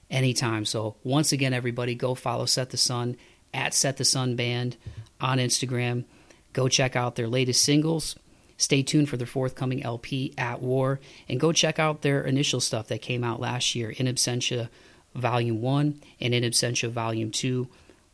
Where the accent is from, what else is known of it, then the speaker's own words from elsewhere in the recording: Toledo, Ohio, United States; now in Nashville, United States; my hometown of Toledo, Ohio